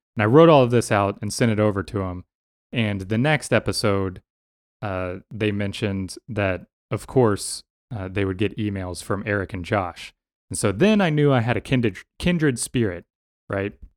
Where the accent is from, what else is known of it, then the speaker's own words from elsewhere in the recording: Denton, Texas, United States; moved away; I grew up in Texas, right? I grew up in, in Denton